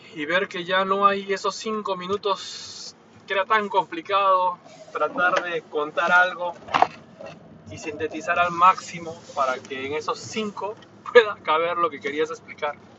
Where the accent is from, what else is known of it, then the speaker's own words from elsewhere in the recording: Peru; now in Japan; en mi país natal, que es Perú